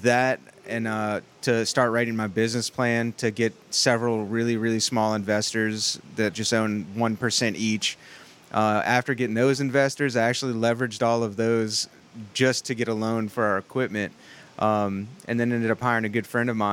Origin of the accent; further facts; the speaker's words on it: New Orleans, Louisiana, United States; I'm from New Orleans